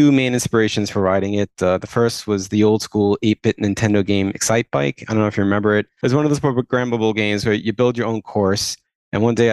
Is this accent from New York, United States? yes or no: yes; Long Island, New York, United States; I grew up on Long Island. I'm still there now